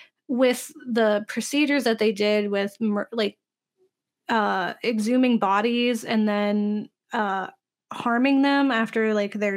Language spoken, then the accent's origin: English; Florida, United States; when I grew up in the South, in Florida, there we had this really small church that we attended